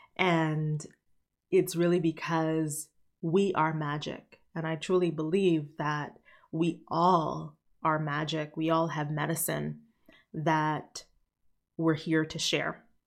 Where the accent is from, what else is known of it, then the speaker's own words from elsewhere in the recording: Haiti; I was born in Haiti